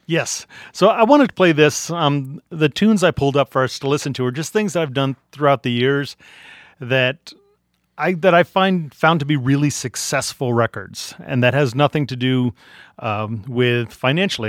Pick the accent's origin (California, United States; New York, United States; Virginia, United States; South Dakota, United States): Virginia, United States; Arlington; born or raised there; also born or lived in Washington, D.C.